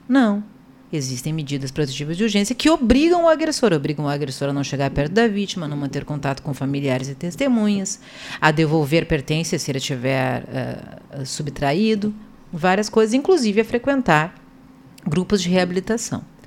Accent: Porto Alegre, Rio Grande do Sul, Brazil; Eu vim é, aqui de uma vila de Porto Alegre, bem conhecida, talvez os senhores, que é a Vila Bom Jesus, né, o bairro Bom é, Jesus

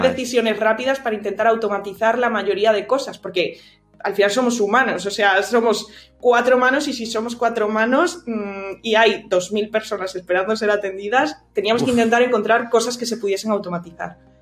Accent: Santander, Cantabria, Spain; soy de Cantabria, soy de Santander.

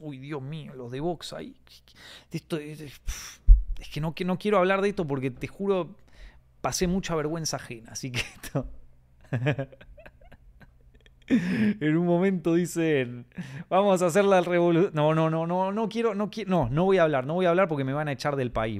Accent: Argentina; como argentino que soy

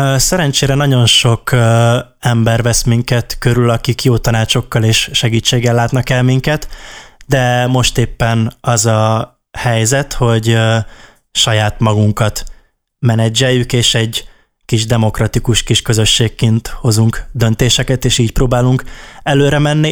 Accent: Szolnok, Jász-Nagykun-Szolnok, Hungary; mi az ideával is szolnokiak vagyunk, és ő is, a Janka is uh, szolnoki, és általános iskoláskorunk óta ismerjük egymást

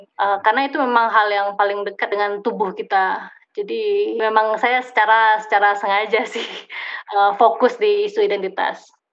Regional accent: Banda Aceh, Aceh, Indonesia; also born or lived in Leiden; now in Bandung, Indonesia; saya lahir di Aceh, eh, dan saya otomatis menjadi orang Aceh

